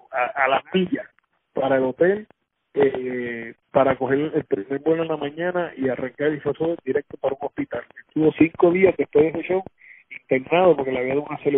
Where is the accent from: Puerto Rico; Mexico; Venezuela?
Puerto Rico; Utuado; … y yo somos de Utuado